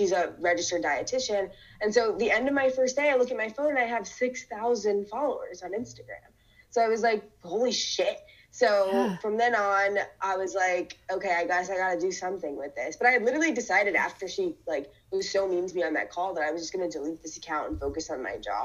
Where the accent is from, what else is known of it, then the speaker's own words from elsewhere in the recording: Ferguson, Missouri, United States; I grew up in Ferguson